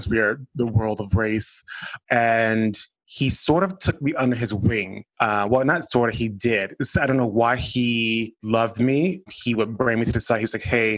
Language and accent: English; Miami, Florida, United States; I'm originally from Miami, Florida